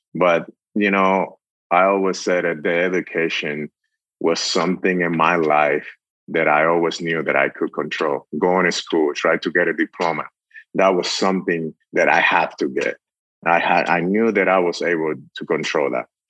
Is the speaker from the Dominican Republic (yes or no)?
yes; Dominican Republic; moved away; I was, you know, born and raised in the Dominican Republic